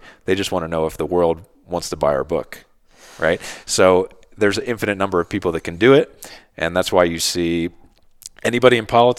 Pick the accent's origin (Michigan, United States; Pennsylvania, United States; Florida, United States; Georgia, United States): Pennsylvania, United States; Philadelphia; Growing up on the East Coast in Philly...